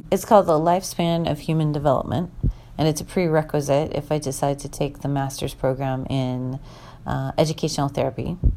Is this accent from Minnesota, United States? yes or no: yes; Minnesota, United States; also born or lived in Washington; I don't think I've ever been in Indiana in April growing up in Minnesota and Washington in, in April, the dogwood trees are in bloom